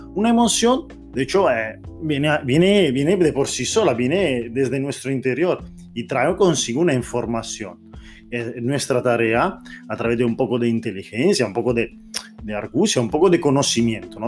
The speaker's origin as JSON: {"language": "Spanish", "country": "Italy", "second_language": "Spanish", "moved": "yes", "said": "Yo soy italiano aquí, te estoy hablando en español"}